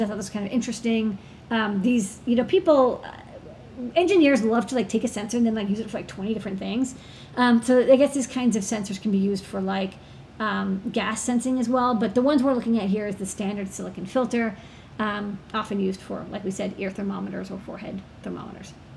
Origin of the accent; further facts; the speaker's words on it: New York City, New York, United States; being a New Yorker